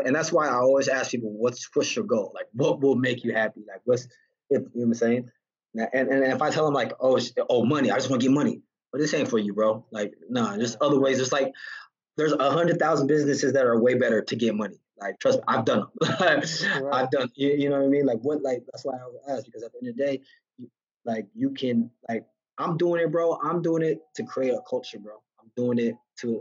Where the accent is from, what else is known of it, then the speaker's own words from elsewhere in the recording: Santa Ana, California, United States; now in Las Vegas, United States; I grew up in Santana